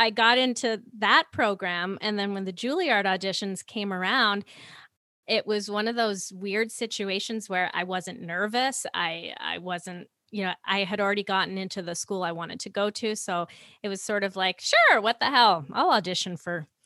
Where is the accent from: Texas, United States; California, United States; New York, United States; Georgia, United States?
New York, United States; New York City; now in Vernon, Canada; I grew up in New York City